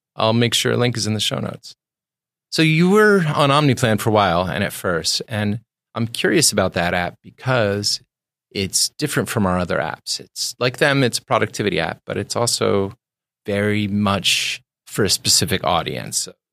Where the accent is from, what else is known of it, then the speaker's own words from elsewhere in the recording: Maryland, United States; I grew up in Maryland